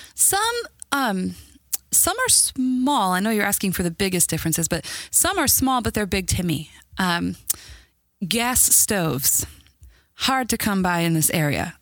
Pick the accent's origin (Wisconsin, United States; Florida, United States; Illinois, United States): Illinois, United States; Chicago; moved away as an adult; now in Indiana, United States; I'm from Chicago originally and lived there up until last year